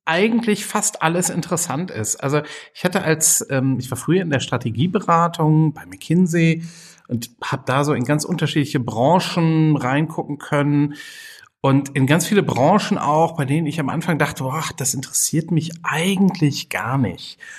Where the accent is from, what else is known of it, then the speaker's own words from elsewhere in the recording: Düsseldorf, North Rhine-Westphalia, Germany; now in Siebengebirge, Germany; Ich komme ursprünglich aus Düsseldorf, war dann so ein bisschen hier und da unterwegs und bin jetzt seit einer ganzen Reihe von Jahren schon in der Nähe von Bonn im Siebengebirge ähm, am Fuß des Drachenfelses.